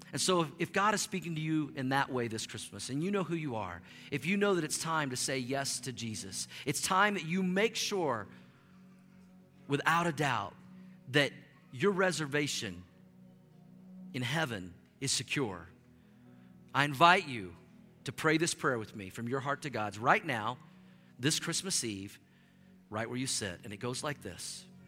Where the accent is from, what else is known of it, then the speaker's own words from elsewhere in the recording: Tulsa, Oklahoma, United States; also born or lived in Norman, Oklahoma; I grew up in Tulsa, Oklahoma